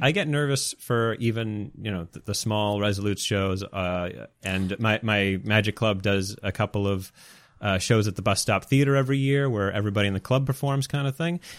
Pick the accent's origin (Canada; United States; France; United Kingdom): Canada; I'm Canadian